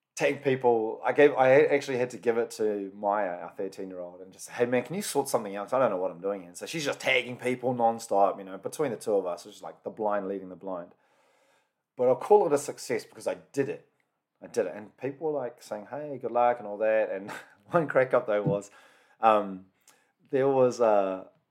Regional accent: New Zealand; A lot of them are born and bred in New Zealand, can speak a small bit of the language, but definitely not fluent.

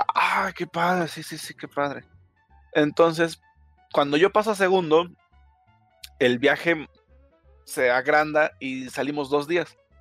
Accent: Mexico; also born or lived in State of Mexico; Soy mexicanísimo, soy mexicanísimo.

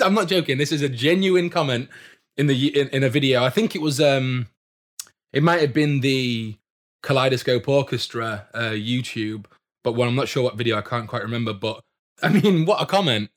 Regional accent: Doncaster, Yorkshire and the Humber, United Kingdom; I'm from Doncaster myself

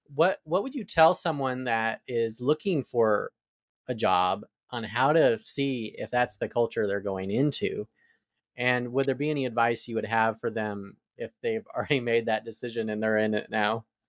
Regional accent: Arizona, United States; now in Atlanta, United States; I'm from Arizona, so I moved to the South

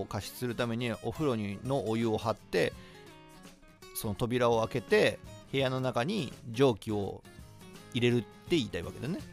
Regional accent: Shiga, Japan; 僕は滋賀県出身

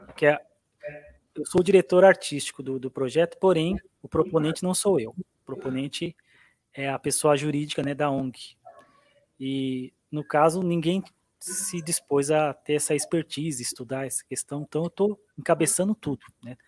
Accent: Abaeté, Minas Gerais, Brazil; a Baeté, Minas Gerais

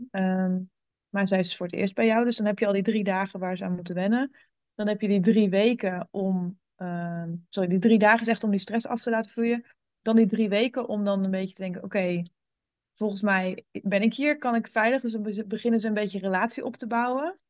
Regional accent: German border area, Gelderland, Netherlands; also born or lived in Rotterdam; ik ben opgegroeid in het Duitse gebied. In de, ik woon in de Achterhoek.

